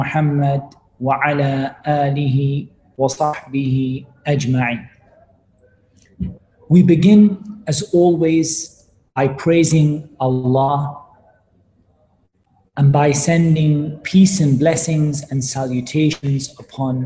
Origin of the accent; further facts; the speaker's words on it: Newcastle upon Tyne, North East England, United Kingdom; I was born in Newcastle in the UK